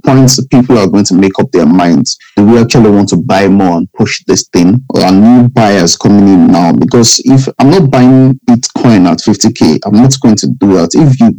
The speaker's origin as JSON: {"language": "English", "country": "Nigeria", "said": "I'm Nigerian."}